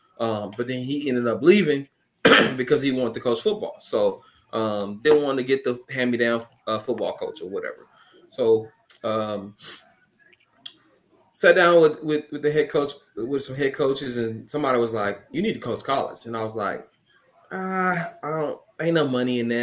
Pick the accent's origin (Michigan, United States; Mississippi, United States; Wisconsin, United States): Mississippi, United States; Canton; moved away as an adult; also born or lived in Jackson, Mississippi / Oklahoma / Arkansas; I'm from Kent, Mississippi. Went to Kent High School. Graduated from there.